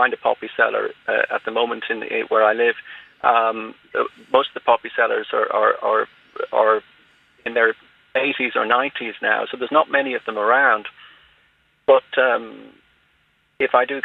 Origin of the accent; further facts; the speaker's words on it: Ireland; I'm Irish